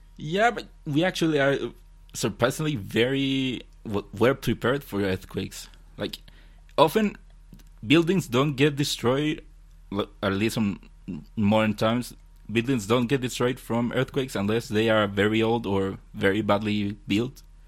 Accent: Chile; I'm from Chile

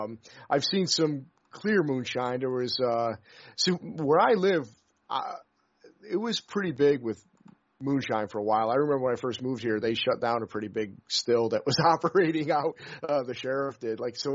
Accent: upstate New York, United States; moved away; I'm from upstate New York originally

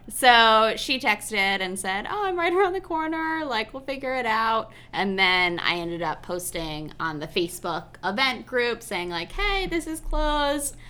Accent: Connecticut, United States; I grew up in Connecticut

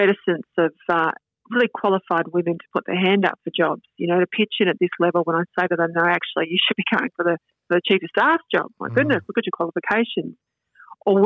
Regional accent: the Mallee, country Victoria, Australia; I grew up in the Mallee, which is in country Victoria

